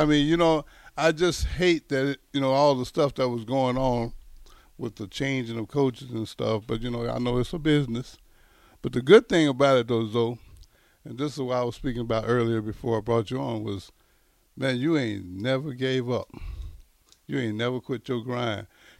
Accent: the South, United States; But let me ask you this. Now, this is a personal thing because I'm from the South just like yourself.

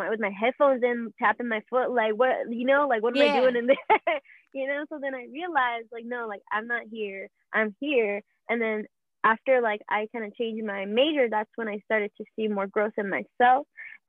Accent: Queens, New York, United States; born there; also born or lived in Ohio / Atlanta / Alabama; now in Florida, United States; I was born in Queens, and then I moved to Ohio, moved around the East Coast a lot, so like Atlanta, Alabama. Now I stay in Florida

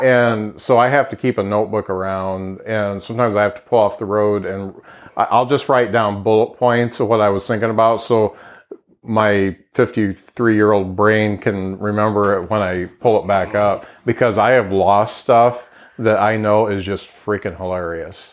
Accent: Lakeville, Indiana, United States; I moved to Lakeville when I was two, so that was 1966, and I grew up on Kenilworth Road, and so I went all through uh, grade school at Lakeville Grade School

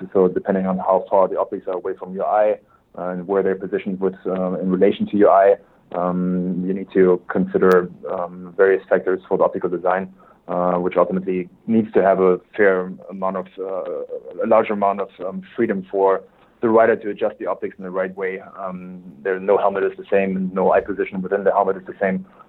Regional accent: Germany; English is a second language; moved away as an adult; also born or lived in Switzerland; now in United States; born and raised in Germany. My accent probably gives me away right away

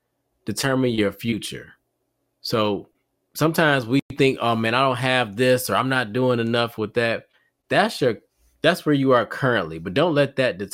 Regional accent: Detroit, Michigan, United States; moved away; Originally from Detroit. So from Detroit, Michigan, born and raised. So what up, though, to all my people in the D. And then now I reside in North Carolina.

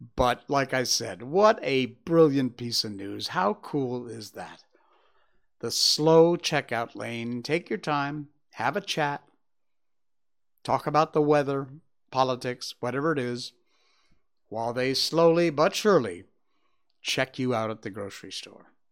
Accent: Cornwall, Connecticut, United States; My hometown, Cornwall, Connecticut

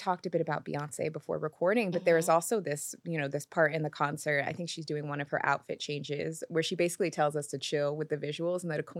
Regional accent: Seattle, Washington, United States; born or raised there

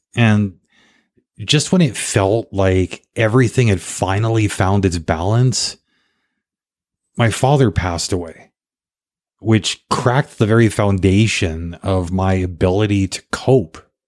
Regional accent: Canada; also born or lived in South Africa / Paraguay; being Canadian

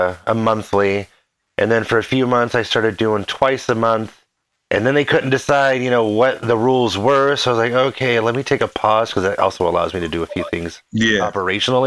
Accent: Omaha, Nebraska, United States; moved away; I'm originally from the Midwest, from Omaha

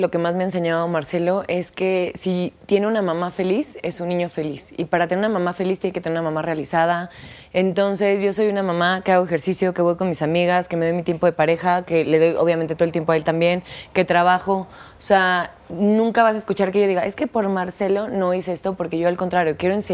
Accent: Russia; No seas así, yo soy de Rusia, no me sé marinar.

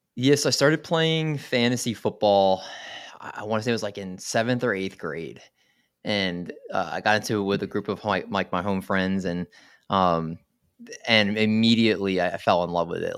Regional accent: Maryland, United States; moved away as an adult; now in New Jersey, United States; I originally grew up in Maryland last August, I moved to New Jersey with my wife

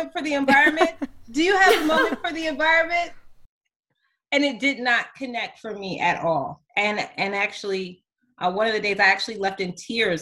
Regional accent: Denver, Colorado, United States; I grew up in Denver, Colorado

